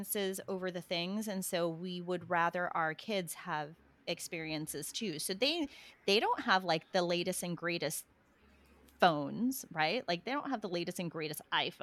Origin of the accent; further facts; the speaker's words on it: Australia; also born or lived in Philippines; now in United States; I grew up in Australia, but we would go home to the Philippines